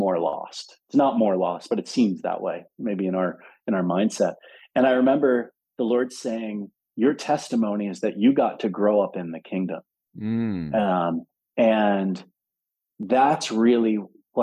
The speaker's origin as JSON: {"language": "English", "town": "Philadelphia", "region": "Pennsylvania", "country": "United States", "tie": "born or raised there", "also_born_or_lived": "Denver", "moved": "as an adult", "said": "I grew up in Philadelphia"}